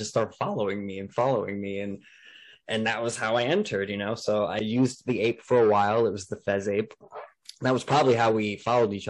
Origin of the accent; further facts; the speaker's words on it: New Jersey, United States; I'm from New Jersey. I'm half Cuban